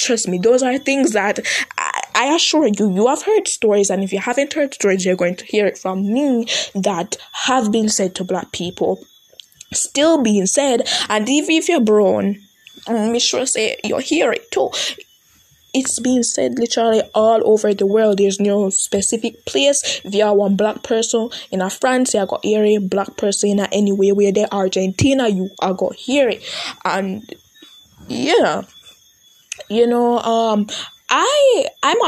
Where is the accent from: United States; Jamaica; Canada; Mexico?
Jamaica; I'm Jamaican, so I'm on Jamaican TikTok.